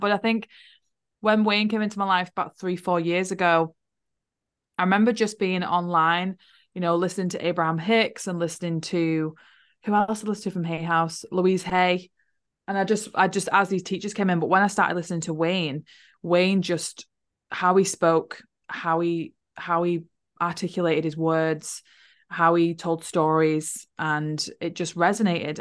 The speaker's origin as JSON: {"language": "English", "town": "Wigan", "region": "North West England", "country": "United Kingdom", "tie": "born or raised there", "also_born_or_lived": "Liverpool", "moved": "as an adult", "lives_now": "New Zealand", "said": "I was born in Liverpool and I grew up in a place called Wigan"}